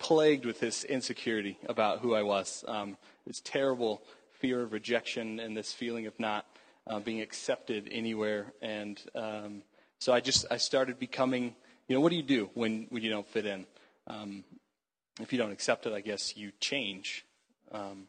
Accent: Houston, Texas, United States; I grew up in Houston, Texas, which is a terrible place.

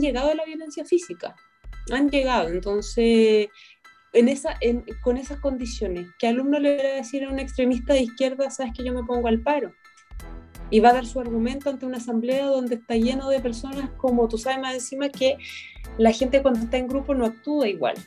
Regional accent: Chile; tenemos que, que reaccionar ya como chilenos

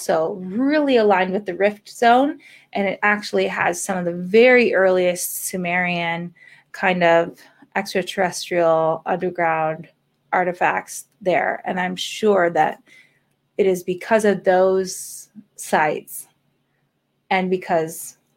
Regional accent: United States; moved away; also born or lived in San Francisco; I'm an American

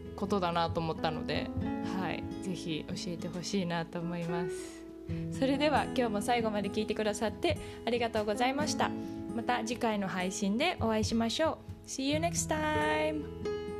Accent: Japan; now in United States; 日本で育った

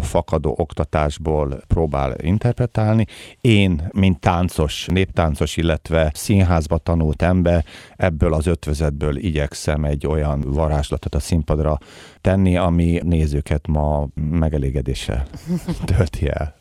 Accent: Hungary; mi, mint magyarok

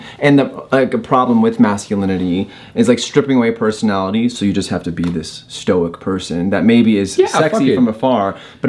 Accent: Colorado, United States; moved away; also born or lived in California; I grew up in Colorado.

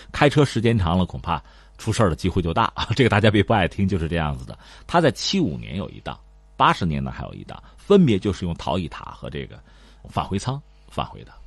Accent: China; 对我们中国人来讲

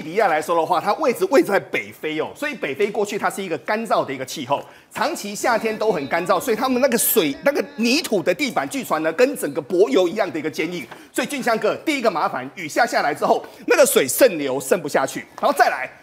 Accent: Taiwan; 我们台湾人

